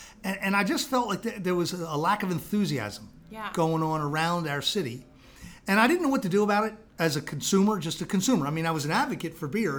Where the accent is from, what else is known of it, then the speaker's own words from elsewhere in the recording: Baltimore, Maryland, United States; also born or lived in England; I'm a Baltimore native, born and bred in South Baltimore.